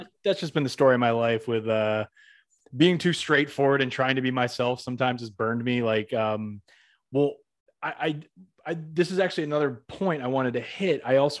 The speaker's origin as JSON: {"language": "English", "region": "Western Massachusetts", "country": "United States", "said": "I'm from Western Massachusetts"}